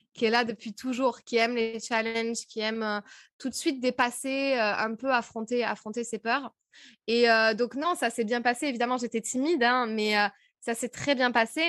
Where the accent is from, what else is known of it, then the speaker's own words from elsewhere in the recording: France; accent: French; moved away as an adult; also born or lived in Paris / United States; Je parlais anglais, mais alors à tout va, avec mon vieux accent français